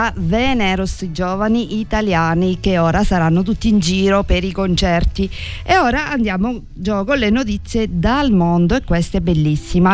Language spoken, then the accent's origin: Italian; Sicily, Italy; come italiani e come siciliani